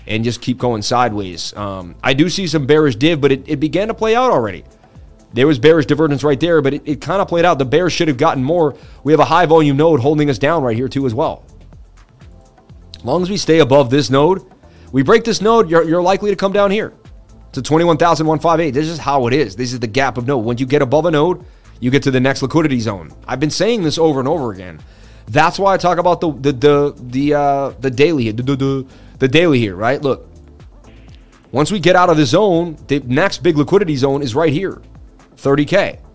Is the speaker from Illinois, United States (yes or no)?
no; Boston, Massachusetts, United States; from Boston.